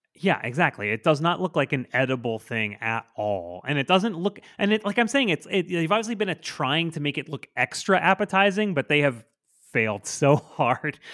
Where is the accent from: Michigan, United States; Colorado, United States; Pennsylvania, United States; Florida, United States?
Florida, United States; Port St. Lucie; moved to my hometown